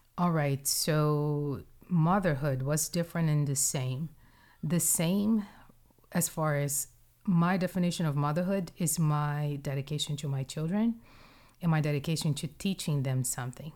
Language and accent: English; Brazil; moved away; my upbringing in Brazil, like, tell me about growing up in Brazil.